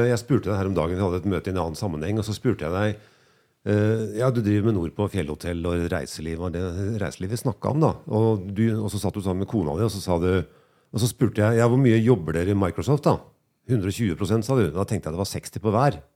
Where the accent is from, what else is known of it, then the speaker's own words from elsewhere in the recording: Melhus, Trøndelag, Norway; Jeg er fra Melhus, da. Jeg er fra Høllunda i Melhus.